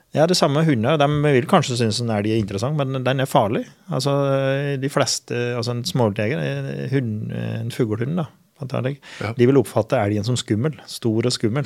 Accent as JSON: {"language": "Norwegian", "area": "Finnskogen", "region": "Innlandet", "country": "Norway", "said": "på Finnskogen, der jeg er ifra"}